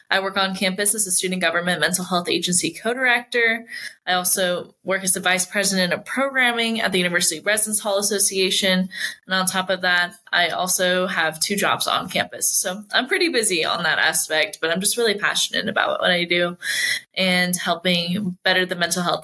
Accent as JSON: {"language": "English", "country": "Spain", "tie": "born there", "said": "I was born in Spain because he was stationed over in Spain at the time. I've lived in four countries, but I never really picked up anything other than English"}